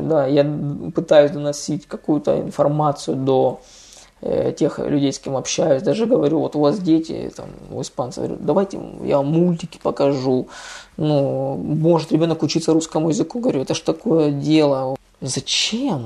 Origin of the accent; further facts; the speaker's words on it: Russia; now in Spain; мы из России